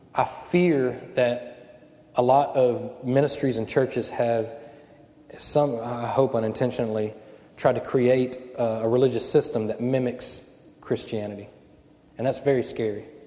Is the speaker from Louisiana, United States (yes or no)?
yes; Cajun, Louisiana, United States; I'm Cajun